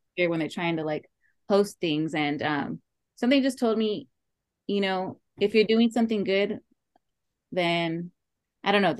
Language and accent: English; Oxnard, California, United States; i am from oxnard california